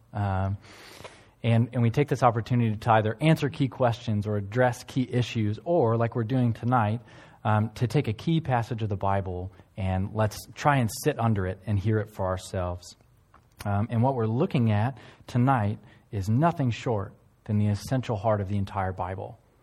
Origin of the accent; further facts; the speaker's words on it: United States; now in One Tree Hill, New Zealand; I'm from South Canada, uh, or the United States